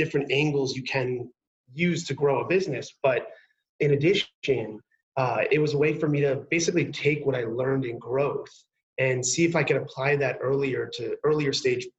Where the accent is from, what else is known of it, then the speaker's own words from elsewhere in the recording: New York, United States; Growing up in New York